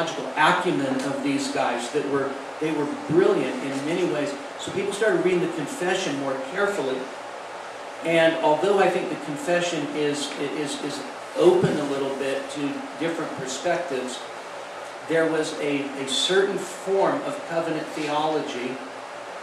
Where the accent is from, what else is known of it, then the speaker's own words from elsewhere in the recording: United States; I was born in America